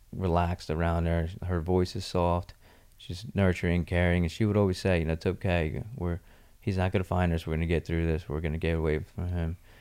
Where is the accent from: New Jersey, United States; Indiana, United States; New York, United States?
New Jersey, United States; Mystic Island; also born or lived in Margate, New Jersey; I grew up partly in Mystic Island, New Jersey, and then when my parents divorced, my mom and I moved to Margate, New Jersey for a couple years